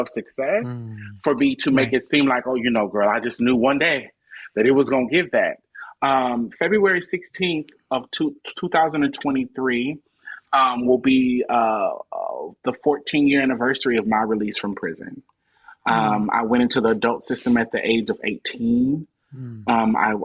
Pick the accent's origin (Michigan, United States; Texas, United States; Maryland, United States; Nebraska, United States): Nebraska, United States; Omaha; moved away as an adult; now in Atlanta, United States; I live in Atlanta now, but I'm born and raised in Omaha, Nebraska.